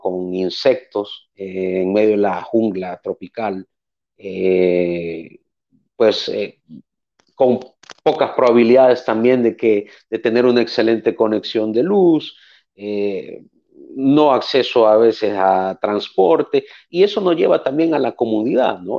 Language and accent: Spanish; El Salvador; nací en El Salvador, eh, nací en el 80, en aquel momento pues estábamos en medio de una guerra civil. Eh, a través de los años pues me crié en una familia de cinco personas